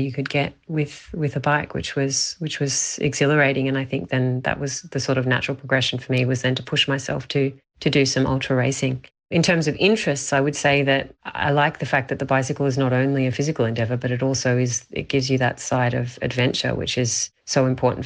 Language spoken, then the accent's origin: English; Australia; also born or lived in Barcelona, Spain; now in Spain; I am Australian and I live in Barcelona in Spain